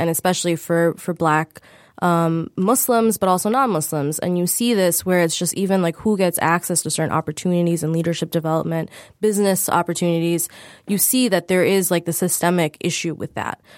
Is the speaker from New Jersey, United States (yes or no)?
no; Michigan, United States; we all grew up in Michigan